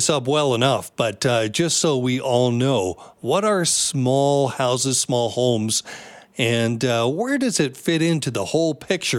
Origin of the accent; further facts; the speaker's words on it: Tsawwassen, British Columbia, Canada; I grew up in the Lower Mainland in Tawasin and in a very typical home for a four-person family, which is what we had.